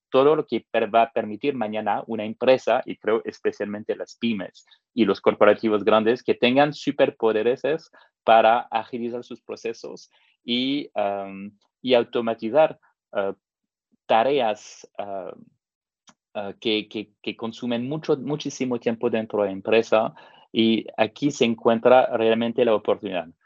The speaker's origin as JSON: {"language": "Spanish", "country": "France", "also_born_or_lived": "Africa / Middle East", "accent": "French", "second_language": "Spanish", "moved": "as an adult", "lives_now": "Mexico", "said": "mi acento francés"}